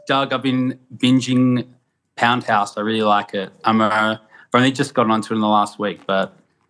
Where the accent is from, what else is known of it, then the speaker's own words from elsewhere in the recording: Australia; now in Crete, Greece; I'm an Australian, so maybe you can't hear my accent